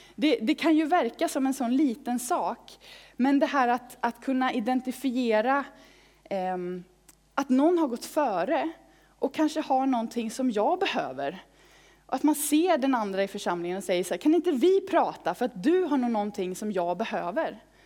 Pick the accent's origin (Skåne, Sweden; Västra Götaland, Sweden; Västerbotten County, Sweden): Västra Götaland, Sweden; Falköping; i pingstförsamlingen i Falköping, där jag växte upp